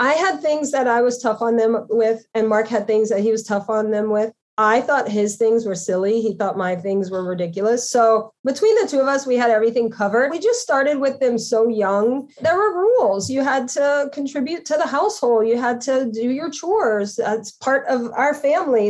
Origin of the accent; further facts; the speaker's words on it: Louisiana, United States; moved away as an adult; also born or lived in New York City / Connecticut; I'm from Louisiana, so you know, I was raised to be respectful to others